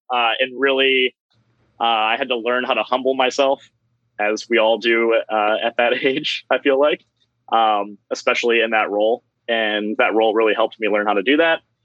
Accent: Medina, Ohio, United States; I grew up in Medina, uh, which is Cleveland area

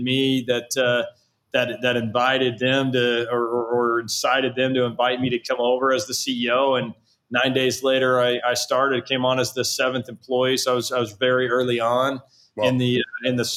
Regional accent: Southlake, Texas, United States; my hometown outside of Dallas in Southlake

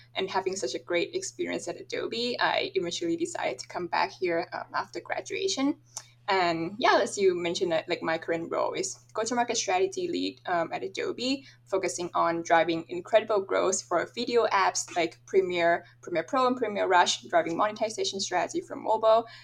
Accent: Thailand; moved away as an adult; also born or lived in Michigan, United States; I'm originally from Thailand

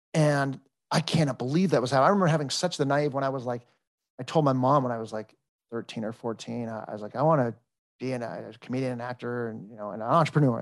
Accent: Los Angeles, California, United States; moved away as an adult; I was born and raised in Encino

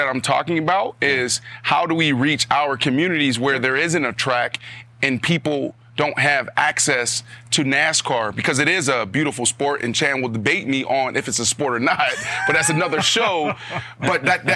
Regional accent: Pittsburgh, Pennsylvania, United States; I'm from Pittsburgh, Pennsylvania. And we grew up watching the Pittsburgh Steelers, right?

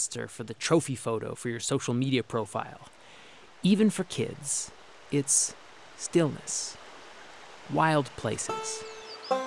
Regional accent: New Hampshire, United States; my home state, New Hampshire

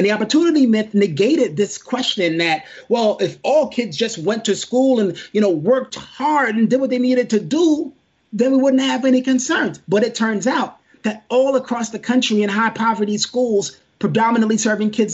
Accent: New York City, New York, United States; moved away; a kid growing up in Brooklyn

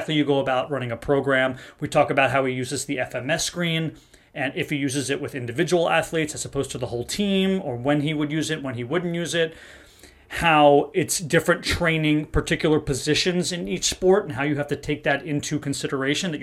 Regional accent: Kenilworth, New Jersey, United States; I'm from a small town called Kenilworth. It's in Union County.

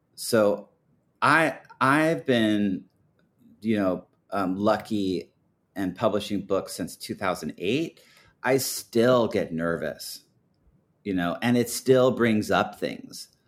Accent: Portland, Oregon, United States; growing up in Portland, I mean, everyone was from here

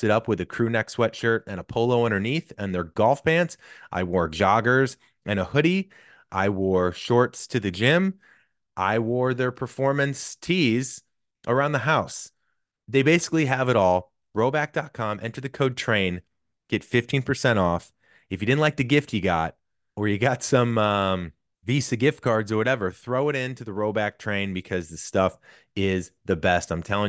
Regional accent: St. Louis, Missouri, United States; I'm from St. Louis.

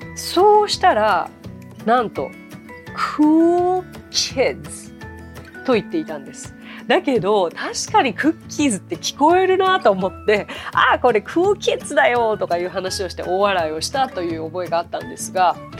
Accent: Japan; 私日本人ですから、日本人ですから

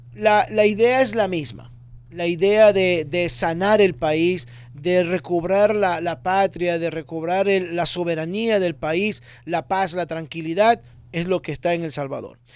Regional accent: Ecuador; now in Miami, United States; yo nací en Ecuador. Nací en Ecuador y vine al año, año 2000, vivo aquí en Miami

